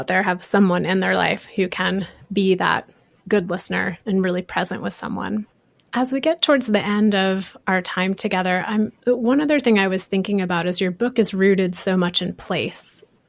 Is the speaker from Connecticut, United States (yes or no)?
yes; Connecticut, United States; moved away; I clearly remember when I came to the West Coast for the first time after growing up in Connecticut.